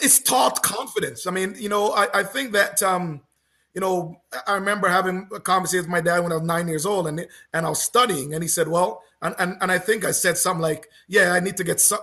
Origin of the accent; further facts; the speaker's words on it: Canada; as a Canadian